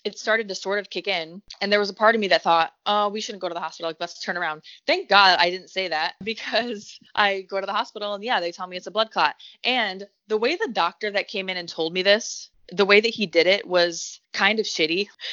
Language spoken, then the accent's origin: English; Detroit, Michigan, United States; I'm from the Metro Detroit area, so like growing up having a booty was a good thing